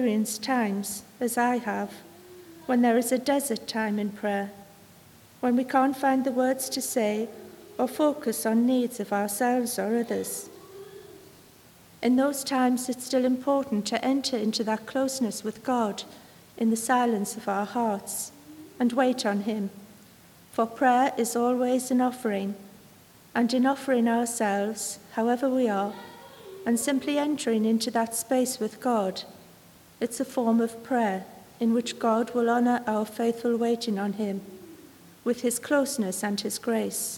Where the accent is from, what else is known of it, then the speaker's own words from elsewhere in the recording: Sunderland, North East England, United Kingdom; I come from Sunderland